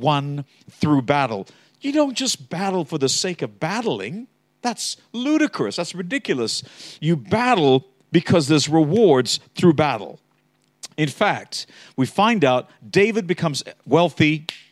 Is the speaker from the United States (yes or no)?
no; Australia; I am an Aussie. True. But I also was raised with Americans